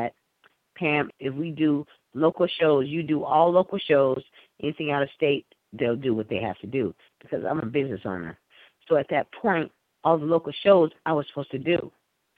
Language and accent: English; West Coast, United States; I'm from the West Coast.